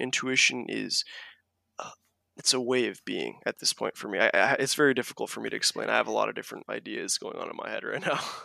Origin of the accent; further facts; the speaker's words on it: Kauai, Hawaii, United States; I was born on Kauai, the garden island of Hawaii